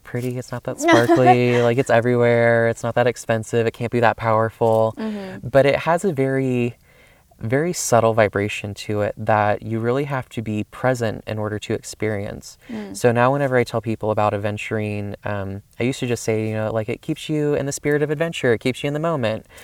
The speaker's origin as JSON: {"language": "English", "region": "the South", "country": "United States", "tie": "born or raised there", "said": "I grew up in the South"}